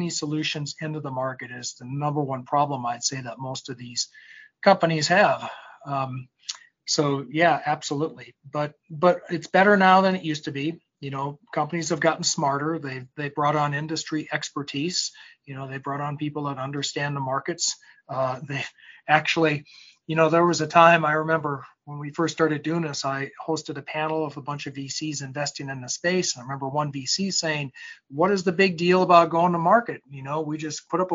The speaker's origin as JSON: {"language": "English", "region": "North Dakota", "country": "United States", "tie": "born or raised there", "moved": "yes", "lives_now": "Silicon Valley, United States", "said": "I'm from North Dakota, and I grew up around agriculture, and I practice in California"}